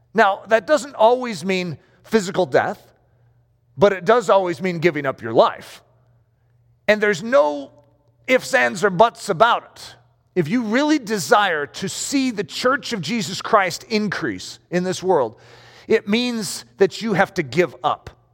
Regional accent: United States; I'm an American

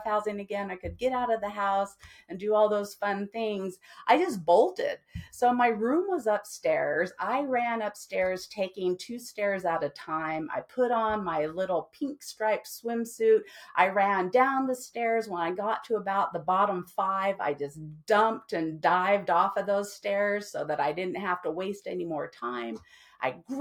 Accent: Henderson, Nevada, United States; I grew up in Henderson, Nevada, which is the city just next to Las Vegas

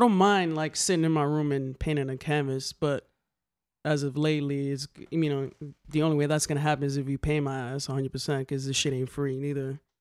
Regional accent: New York City, New York, United States; growing up in the Bronx, um, a nineties kid

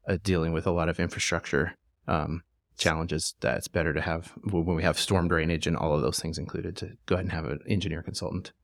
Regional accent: Springfield, Missouri, United States; moved away as an adult; also born or lived in Tulsa, Oklahoma; now in Fayetteville, United States; I actually grew up in Springfield, Missouri

